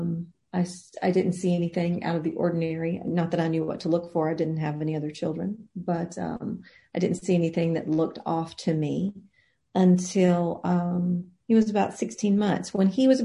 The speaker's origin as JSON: {"language": "English", "town": "Frankville", "region": "Alabama", "country": "United States", "tie": "born or raised there", "also_born_or_lived": "Mobile, Alabama", "moved": "as an adult", "lives_now": "Nashville, United States", "said": "I was born in Mobile, Alabama in 1972, and I spent the majority of my childhood in Frankville, Alabama, which is about 90 miles north of Mobile."}